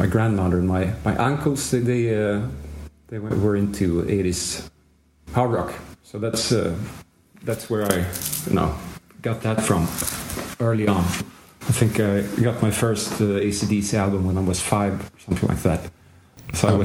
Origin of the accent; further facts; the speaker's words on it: Gotland, Sweden; I grew up on Gotland Island in Sweden.